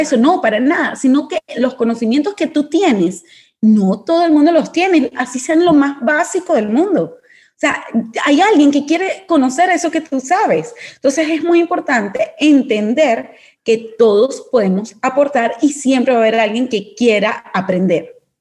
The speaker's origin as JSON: {"language": "Spanish", "country": "Venezuela", "moved": "as an adult", "lives_now": "Panama", "said": "Yo, venezolana, situación país que todo el mundo conoce, yo salgo apenas me gradúo. Apenas yo me gradué de la universidad como economista, salí de una vez de Venezuela y llegó a Panamá."}